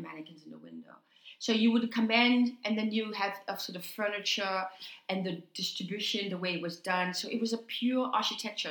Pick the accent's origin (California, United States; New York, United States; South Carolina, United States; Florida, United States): New York, United States; also born or lived in Haiti; I was born in Haiti, grew up in New York, came to America at the age of six or seven